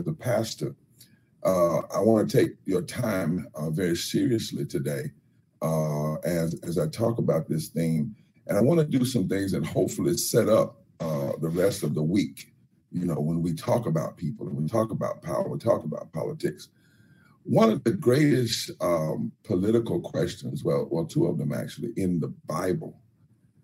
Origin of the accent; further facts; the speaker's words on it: North Carolina, United States; I come from North Carolina, where my father worked in Warren County